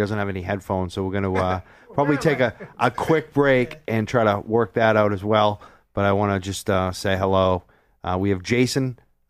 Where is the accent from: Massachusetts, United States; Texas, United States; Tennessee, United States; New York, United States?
Massachusetts, United States; Newbury; also born or lived in Salem, Massachusetts; But I grew up in like Newbury Byfield, Mass. I lived in Salem at one point